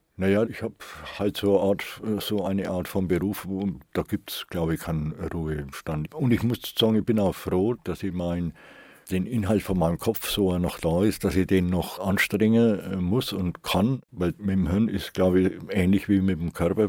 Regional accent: Nuremberg, Bavaria, Germany

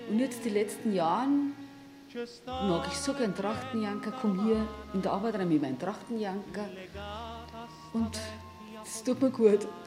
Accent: Bavaria, Germany; Ich komme aus der Hallertau. Das ist der Horn, genau, das ist ja der Horn. Ich habe immer noch mein Elternhaus, Gott sei Dank, mein Kinderzimmer und meine Familie halt

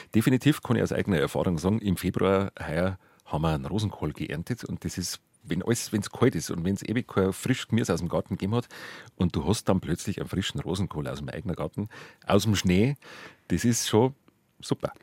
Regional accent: Bavaria, Germany; bei uns in Bayern

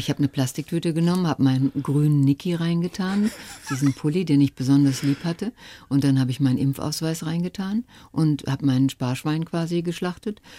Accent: North Rhine-Westphalia, Germany; Und da, wo ich herkomme, aus dem Ruhrgebiet und wie gesagt, mein Vater, der auf der Zeche gearbeitet hat, meine Mutter war Hausfrau

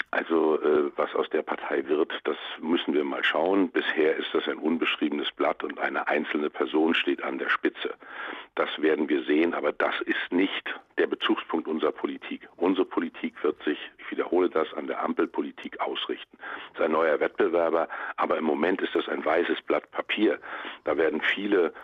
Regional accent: Mecklenburg-Vorpommern, Germany; in meinem Heimatland Mecklenburg-Vorpommern

